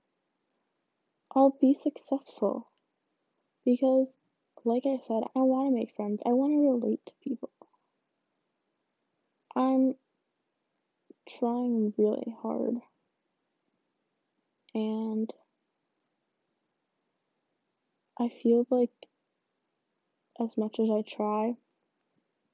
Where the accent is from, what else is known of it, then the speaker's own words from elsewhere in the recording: suburban Illinois, United States; I'm from Illinois. I'm not from country Illinois. I'm from suburban Illinois